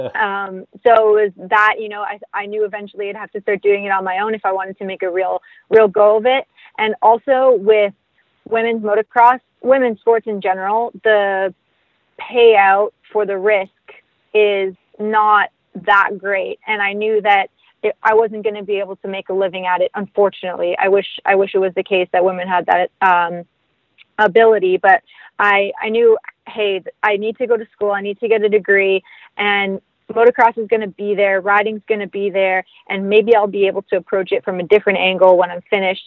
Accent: Ganaraska Forest, Ontario, Canada; I grew up riding in the Ganaraska Forest here in Ontario

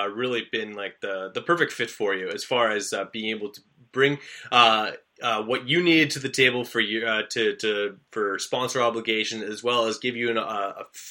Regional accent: Canada; a fellow Canadian

